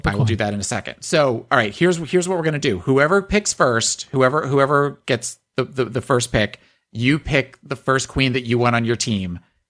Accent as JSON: {"language": "English", "town": "Chicago", "region": "Illinois", "country": "United States", "said": "Bitch, I'm from Chicago."}